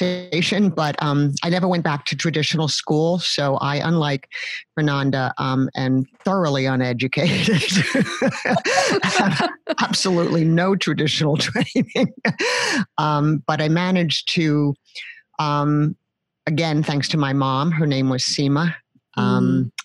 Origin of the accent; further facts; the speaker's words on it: New York City, New York, United States; I grew up in New York City. I'm born and raised there, remain there